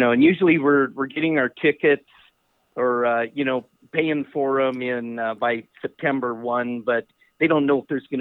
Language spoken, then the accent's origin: English; Washington, United States; I grew up in Washington, and so I'm pretty much a diehard Seahawk